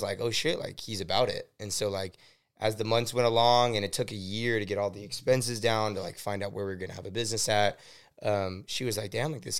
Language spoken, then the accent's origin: English; Oxnard, California, United States; So born and raised in Wyoming. Well, Oxnard, basically. We went to school in Oxnard. So, I grew up.